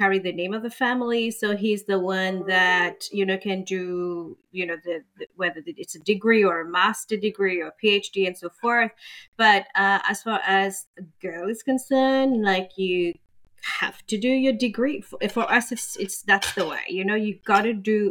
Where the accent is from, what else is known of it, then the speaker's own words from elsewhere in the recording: Mauritius; moved away as an adult; now in Australia; I'm from Mauritius, and in our culture, of course, we are very conservative